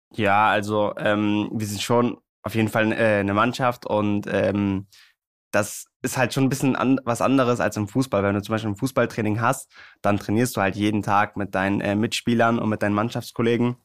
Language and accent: German; Hamburg, Germany; bei meiner Heimatstadt beim HSV